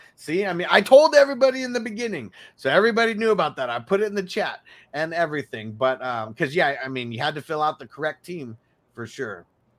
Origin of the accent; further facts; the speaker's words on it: San Diego, California, United States; moved away as an adult; now in Las Vegas, United States; my hometown league, the San Diego Green Bowl forever